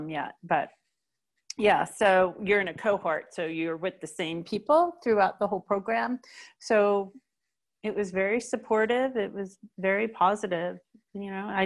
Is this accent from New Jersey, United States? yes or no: yes; New Jersey, United States; also born or lived in California; now in Colorado, United States; I grew up in New Jersey and all my family was there